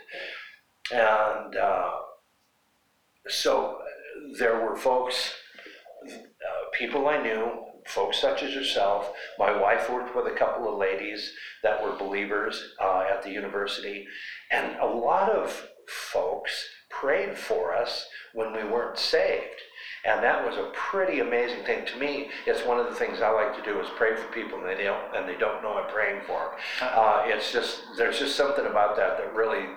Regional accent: Butte, Montana, United States; I'm from Butte, Montana.

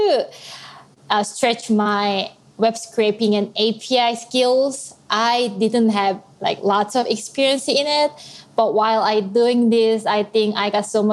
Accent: South Korea; moved away as an adult; now in Nashville, United States; I'm originally from South Korea

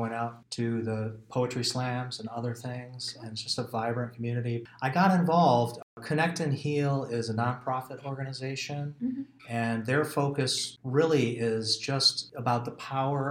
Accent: Detroit, Michigan, United States; moved away as an adult; also born or lived in Ahwatukee, Phoenix, Arizona; now in Phoenix, United States; I was born in Michigan, Detroit

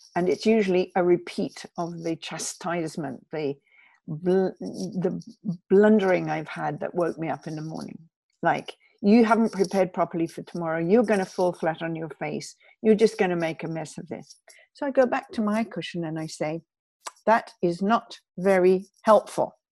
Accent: United Kingdom; I'm British

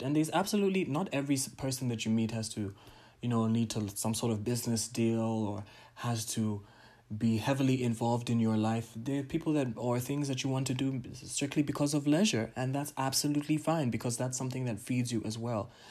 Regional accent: Tanzania; my home country, Tanzania

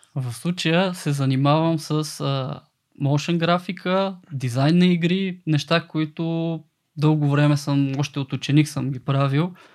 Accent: Kardzhali, Kardzhali Province, Bulgaria; съм родом от Кърджили

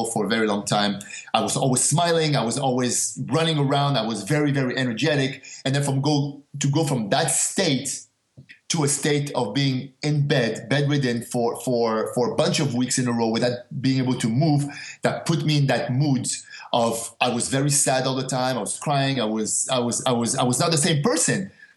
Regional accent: Montreal, Quebec, Canada; also born or lived in Casablanca, Morocco; I grew up in Montreal, but I was actually born in Morocco, in Casablanca, Morocco. We left when I was 5 years old to go to Canada.

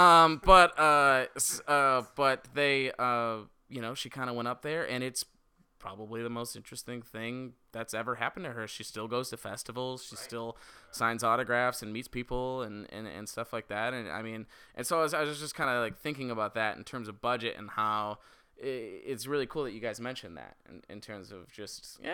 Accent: Michigan, United States; I'm from Michigan

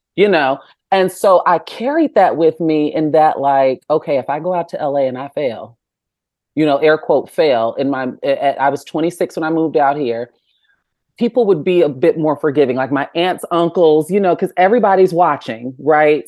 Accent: Chicagoland area, Illinois, United States; from the Chicagoland area

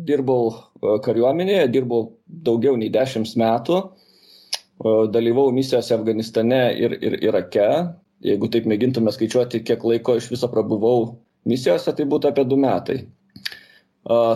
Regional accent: Kaunas, Kaunas County, Lithuania; aš augau aukštuosiuose šančiuose, Kaune, ir ten nu, visada buvo apsuptyje uniformuotų žmonių.

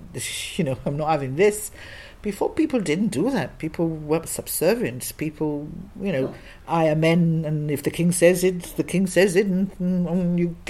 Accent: Gibraltar; now in England

